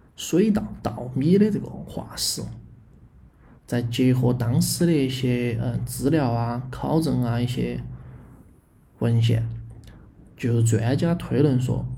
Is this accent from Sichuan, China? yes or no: yes; Chengdu, Sichuan, China; 我们成都人，就现在的成都人哈，都是从阿坝里面出来的